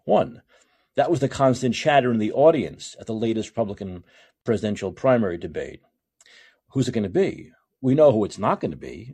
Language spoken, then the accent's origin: English; New York, United States; moved away as an adult; also born or lived in Seattle; now in San Francisco, United States; It's longer than I've spent in any place in my life other than my hometown city of New York